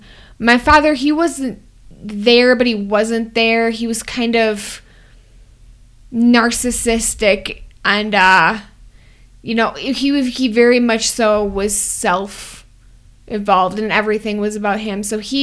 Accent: Wisconsin, United States; Oh, Wisconsin.

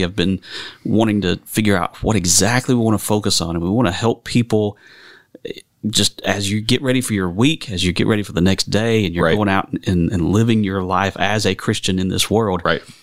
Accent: United States; moved away as an adult; also born or lived in Kentucky; now in Indian Land, South Carolina, United States; I'm originally from the Carolinas, right. and I uh, grew up over in the western part of the state

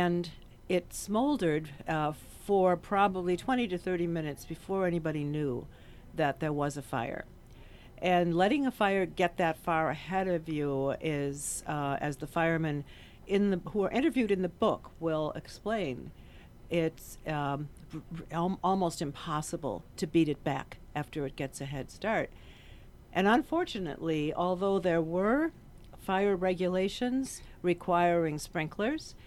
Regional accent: Chicago, Illinois, United States; Growing up in Chicago

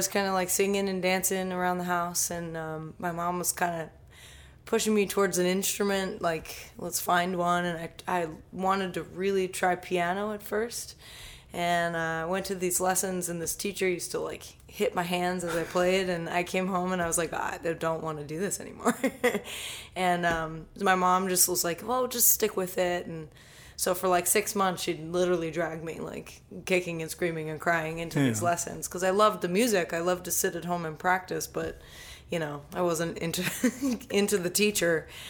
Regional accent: Columbia, Maryland, United States; also born or lived in Dallas, Texas; Moved around a little bit, so I grew up mostly in the Columbia, Maryland area, and then I settled about 7-8 years ago south of Philadelphia.

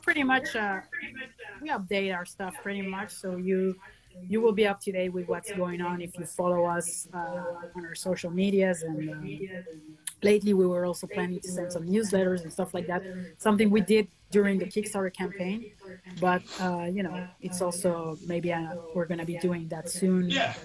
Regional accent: Venezuela; moved away; also born or lived in France; I was born in Venezuela

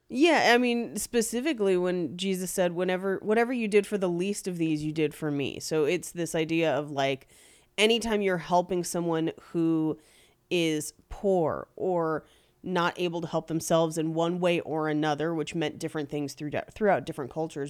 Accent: the Bay Area, California, United States; I grew up in the Bay back when the Raiders played in Oakland

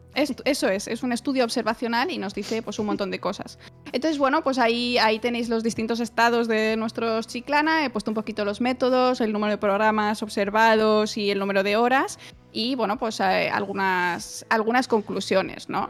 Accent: Spain; also born or lived in Germany; los españoles tampoco tenemos un acento muy ininteligible en inglés

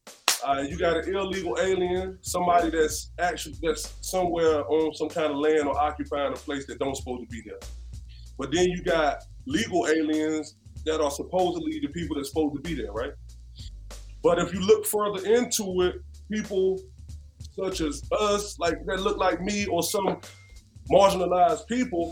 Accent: Wilson, North Carolina, United States; I'm born and raised in Wilson, North Carolina

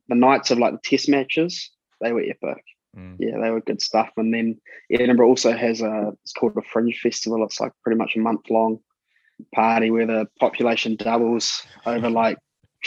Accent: New Zealand; growing up in New Zealand

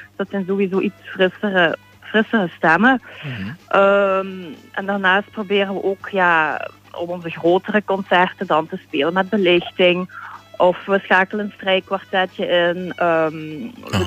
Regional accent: Sint-Pieters-Voeren, Flanders, Belgium; moved away as an adult; now in Hasselt, Belgium; ik ben, eh, opgegroeid in Sint-Pieterswoerden.

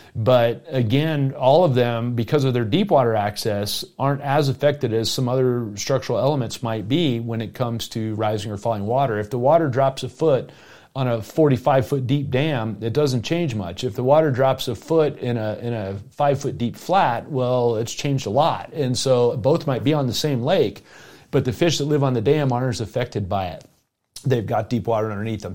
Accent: South Florida, United States; now in Colorado, United States; I grew up in South Florida

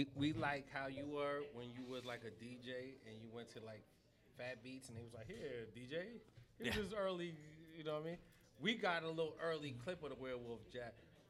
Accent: New York, United States; I prefer a hoodie because I'm from New York.

